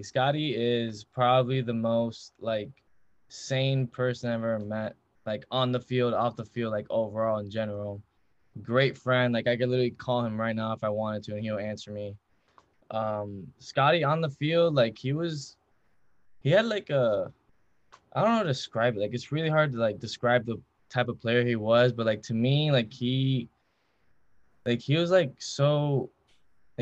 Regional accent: Miami, Florida, United States; I'm from Miami. I'm born and raised from Miami, Florida.

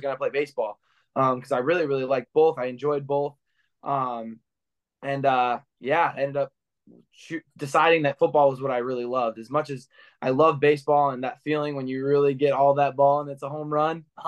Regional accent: Clinton Township, Michigan, United States; I grew up in the Clinton Township area, a suburb of Detroit, and I grew up around here

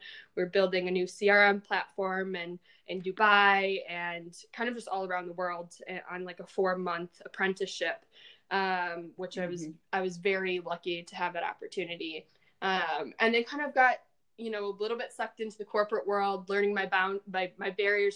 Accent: Detroit, Michigan, United States; I grew up in Detroit

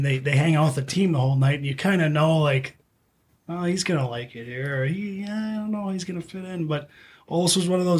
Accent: East Grand Forks, Minnesota, United States; I'm East Grand Forks.

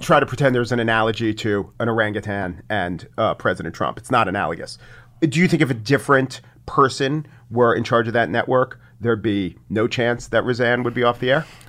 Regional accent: Nassau County, New York, United States; I grew up in Nassau County

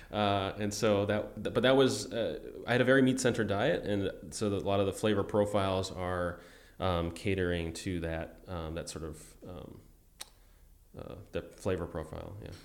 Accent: Buffalo, New York, United States; I'm from Buffalo

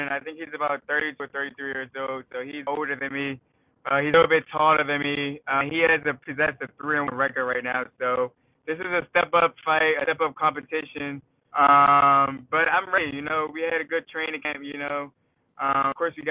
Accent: Maryland, United States; my hometown

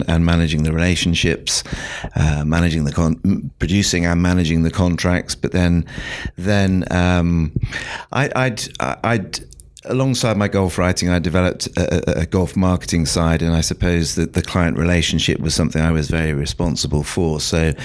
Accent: South West England, United Kingdom; now in London, United Kingdom; I'm from London. I live in London now. I actually grew up in the West Country of England

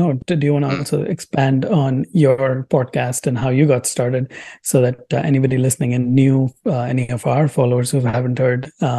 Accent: Delhi, India; growing up in India, grew up in Delhi

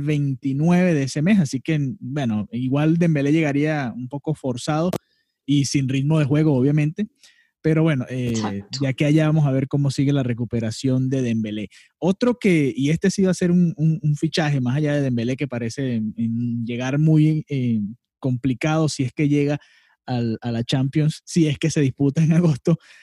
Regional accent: Venezuela; Ambos somos venezolanos

